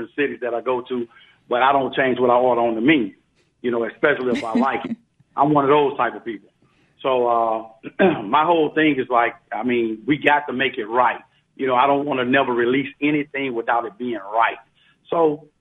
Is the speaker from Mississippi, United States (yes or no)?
yes; Biloxi, Mississippi, United States; I'm from Biloxi, Mississippi